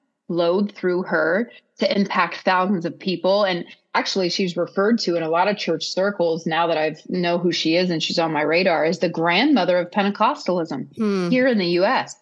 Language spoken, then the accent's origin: English; Columbiana, Ohio, United States; this church in my hometown of Columbiana, Ohio